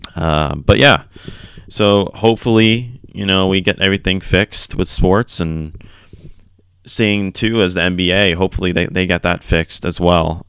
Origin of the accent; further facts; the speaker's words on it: Florida, United States; growing up in Florida